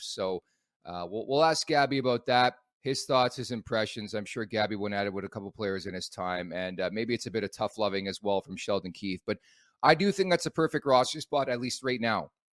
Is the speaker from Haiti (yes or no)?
no; Oakville, Ontario, Canada; also born or lived in Montreal, Quebec; I'm actually born in Montreal, raised in Oakville, Ontario. At the age of five, I moved to Oakville from Montreal